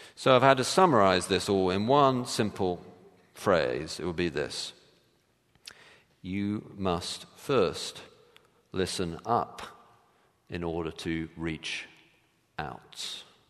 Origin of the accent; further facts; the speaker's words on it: England, United Kingdom; now in United States; I'm English